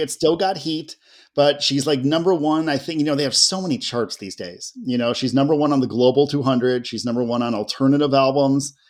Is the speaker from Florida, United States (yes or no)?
no; Ohio, United States; I grew up in Ohio